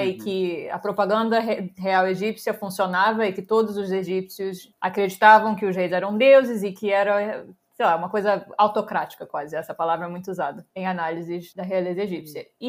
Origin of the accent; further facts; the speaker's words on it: Rio de Janeiro, Brazil; moved away as an adult; also born or lived in Providence, Rhode Island; eu sou brasileira, nasci no Rio